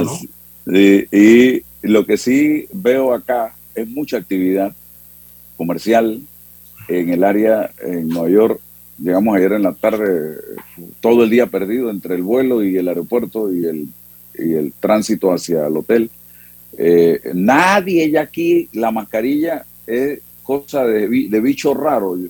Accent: Panama; cómo somos los panameños

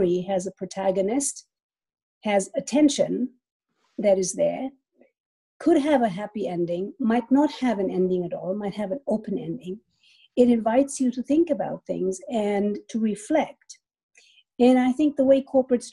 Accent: Pakistan; moved away; I grew up in Pakistan. My dad is Indian. My mother is German.

